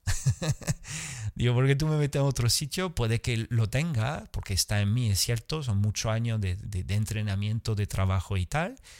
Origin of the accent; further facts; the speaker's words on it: France; Spanish is a second language; now in Andalusia, Spain; nací en Francia, poca sangre latina tenía